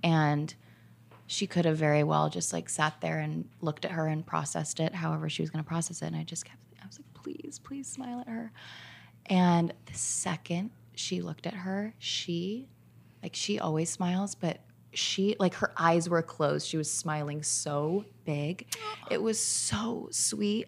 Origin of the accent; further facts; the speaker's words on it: Orange County, California, United States; I grew up in Orange County.